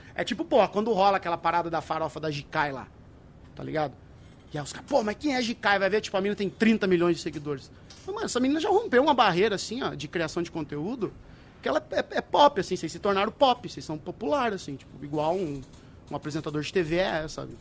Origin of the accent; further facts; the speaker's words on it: Brazil; moved away as an adult; nasci, criado lá em Saltaré